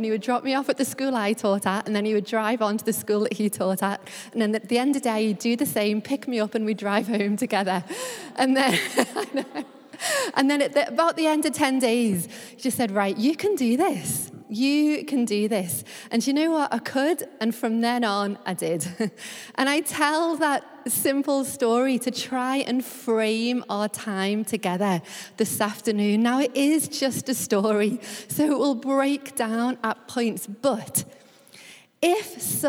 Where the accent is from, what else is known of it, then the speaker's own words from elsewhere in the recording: Liverpool, North West England, United Kingdom; now in London, United Kingdom; I am originally from Liverpool, which will always hold a special place in my heart.